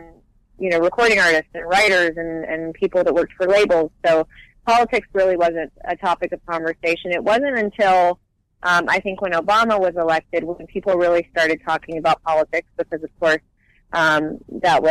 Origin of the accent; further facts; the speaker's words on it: Hoover, Alabama, United States; moved away as an adult; also born or lived in Nashville, Tennessee; now in Los Angeles, United States; I grew up, technically I was born in Nashville. I lived in Nashville until I was 8, and then we moved to Hoover, which is a suburb outside of Birmingham.